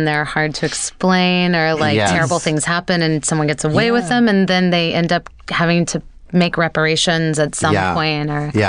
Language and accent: English; Mississippi, United States; born or raised there